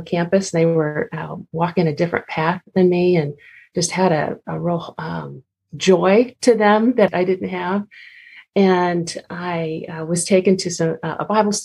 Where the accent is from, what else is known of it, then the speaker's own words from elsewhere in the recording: Southern California, United States; moved away as an adult; now in Washington, D.C., United States; I grew up in California, Southern California, the beaches, the laid-back beaches of Southern California